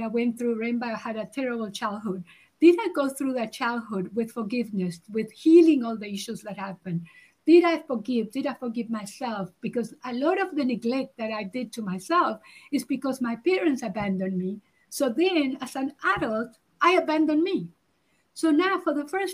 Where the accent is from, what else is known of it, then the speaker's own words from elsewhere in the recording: Uruguay; now in South Africa; I'm originally from Uruguay, so I emigrated to South Africa